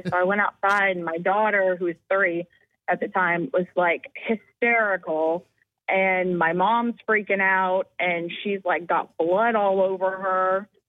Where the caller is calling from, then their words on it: Goose Creek, South Carolina, United States; I'm from Goose Creek.